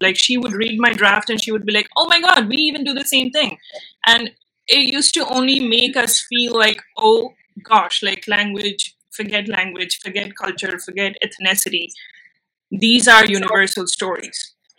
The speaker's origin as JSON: {"language": "English", "country": "India", "also_born_or_lived": "Mumbai", "first_language": "Bengali", "second_language": "English", "moved": "yes", "said": "i do know bengali which is my mother tongue i know hindi i know english and when I moved back to India, I shifted from my hometown"}